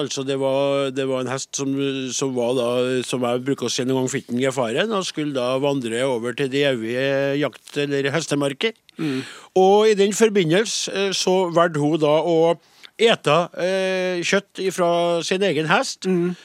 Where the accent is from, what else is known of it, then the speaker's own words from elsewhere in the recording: Trøndelag, Norway; jeg er jo fra Nord-Trøndelag